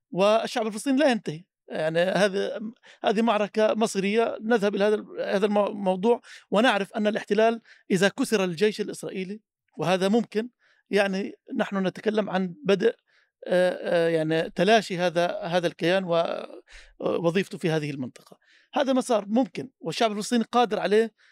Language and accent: Arabic; Palestine; تنقل واقعنا كفلسطينيين